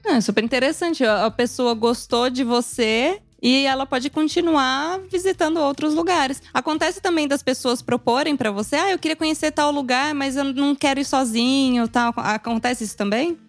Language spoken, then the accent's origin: Portuguese; interior of São Paulo state, Brazil; accent: interior R; moved away as an adult; now in Italy; nós viemos do estado de São Paulo